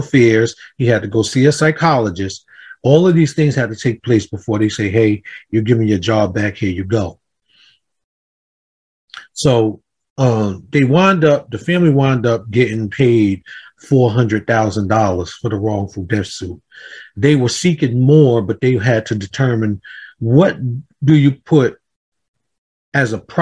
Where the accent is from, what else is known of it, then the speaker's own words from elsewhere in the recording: Jersey City, New Jersey, United States; I'm from Jersey City, by the way. I come from Jersey City, New Jersey